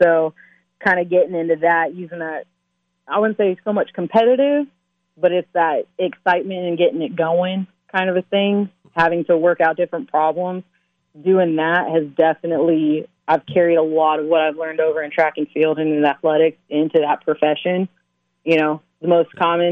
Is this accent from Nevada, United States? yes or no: yes; Las Vegas, Nevada, United States; growing up in Vegas